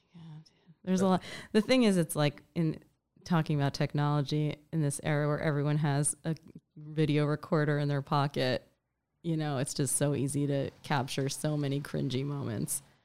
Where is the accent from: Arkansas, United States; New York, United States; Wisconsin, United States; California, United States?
New York, United States; New York City; I grew up in New York City